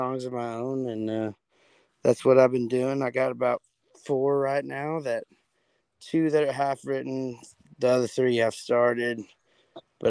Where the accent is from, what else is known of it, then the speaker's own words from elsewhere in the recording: Cleburne, Texas, United States; I am from Cleburne, Texas, about 45 minutes south of Fort Worth. I graduated high school there